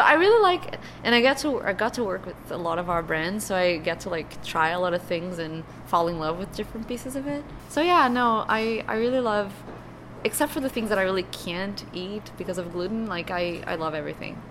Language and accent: English; Brazil; first language Portuguese; English is a second language; moved away as an adult; now in United States